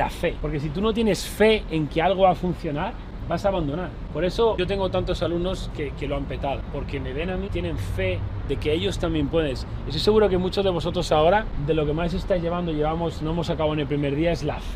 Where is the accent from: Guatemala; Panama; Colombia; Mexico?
Colombia; moved away as an adult; now in United States; soy un colombiano. Llegué hace cuatro años